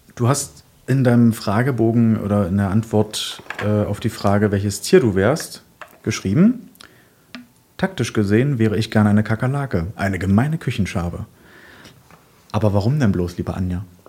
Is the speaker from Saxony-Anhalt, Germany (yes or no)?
yes; Genthin, Saxony-Anhalt, Germany; in meiner Heimatstadt Gentinen oder Umgebung